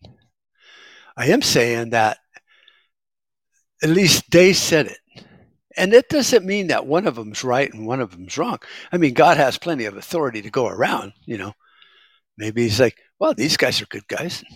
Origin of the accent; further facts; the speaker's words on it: United States; I'm an American